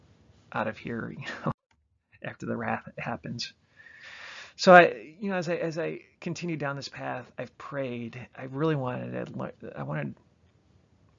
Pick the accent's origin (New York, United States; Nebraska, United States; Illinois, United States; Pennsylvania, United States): Illinois, United States; Chicago; also born or lived in Michigan; I'm from the Chicagoland area